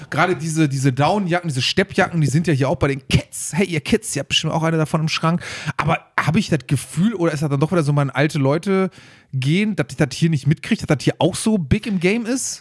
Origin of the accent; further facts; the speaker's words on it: Germany; wir sind aus Deutschland